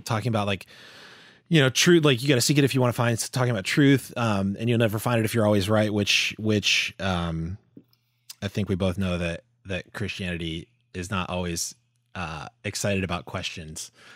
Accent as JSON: {"language": "English", "region": "Florida", "country": "United States", "tie": "born or raised there", "said": "growing up in Florida, like, that's, you know, it's the South"}